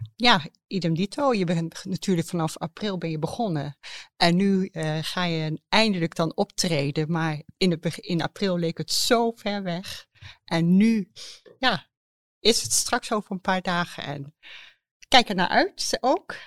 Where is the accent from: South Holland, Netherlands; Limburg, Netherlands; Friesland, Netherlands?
South Holland, Netherlands; The Hague; moved away; ik kom zelf uit Den Haag